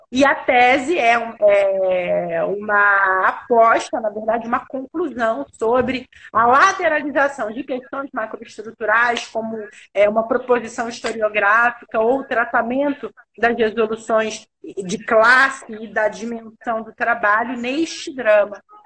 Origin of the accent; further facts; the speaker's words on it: Rio de Janeiro, Brazil; eu sou carioca, eu sou do Rio